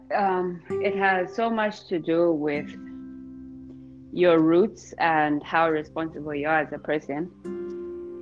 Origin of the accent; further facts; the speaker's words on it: Zambia; moved away as an adult; now in Kazan, Russia; I'm Zambian, born and raised in Zambia, and currently studying in Russia, Kazan City.